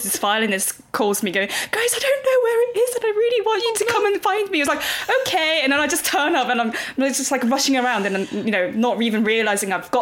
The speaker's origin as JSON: {"language": "English", "region": "Seoul", "country": "South Korea", "tie": "born or raised there", "moved": "yes", "said": "that's, you know, my hometown, you know, where I was born."}